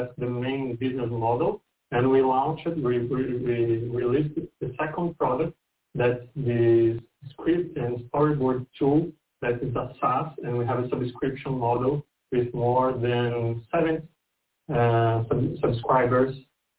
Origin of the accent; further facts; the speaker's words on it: São Paulo, Brazil; I'm from Brazil, São Paulo.